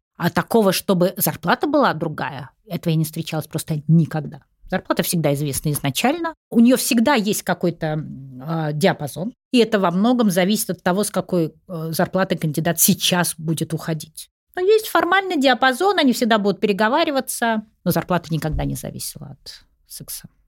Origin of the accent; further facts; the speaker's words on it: Saint Petersburg, Russia; moved away as an adult; now in Moscow, Russia; Я же из Питера сама. Угу. Я перебралась сюда, вот мне было около 30 лет.